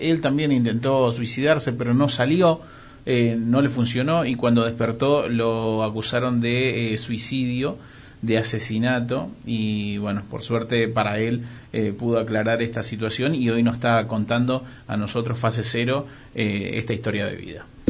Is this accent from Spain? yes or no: no; Argentina; solo ser argentinos somos egocéntricos